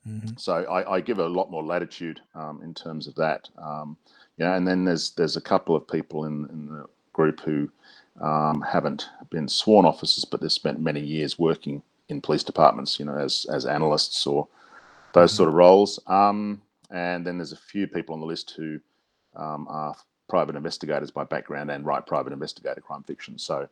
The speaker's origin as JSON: {"language": "English", "country": "Australia", "said": "We've got four Brits, one Canadian, and myself as the Australian representative in there."}